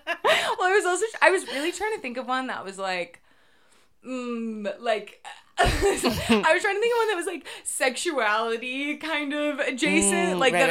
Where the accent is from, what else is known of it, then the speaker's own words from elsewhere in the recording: Boston, Massachusetts, United States; because I'm from Boston